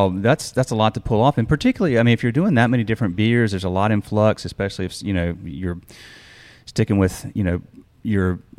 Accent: Charlotte, North Carolina, United States; knowing I was from Charlotte

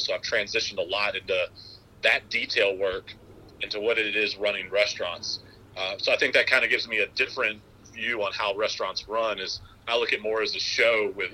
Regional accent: Louisville, Kentucky, United States; moved away; growing up in Louisville, Kentucky

